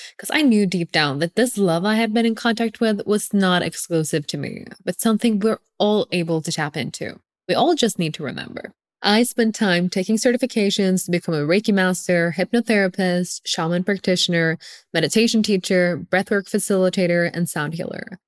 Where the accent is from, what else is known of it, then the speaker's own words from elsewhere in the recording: Oslo, Norway; English is a second language; moved away as an adult; now in Lugano, Switzerland; I'm born and raised in Oslo, Norway, but I'm currently based in Lugano.